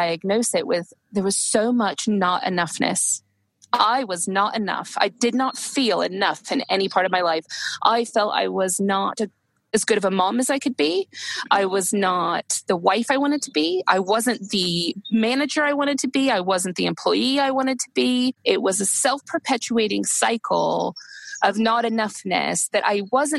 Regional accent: United States; moved away as an adult; being American, I had both of my children here because I've lived here for nearly 15 years now.

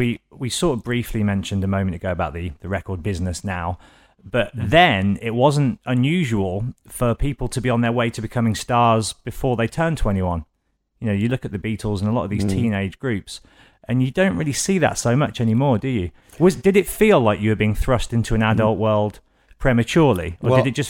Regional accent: Birmingham, West Midlands, United Kingdom; I'm from Birmingham, born and raised.

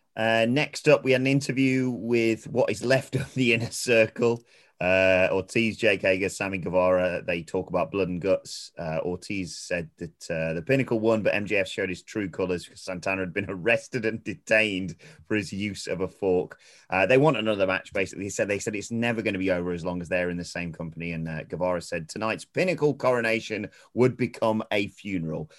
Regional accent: United Kingdom; I'm British

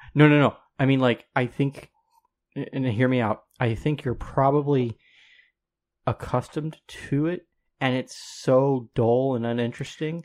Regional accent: Colorado, United States; I'm from Colorado

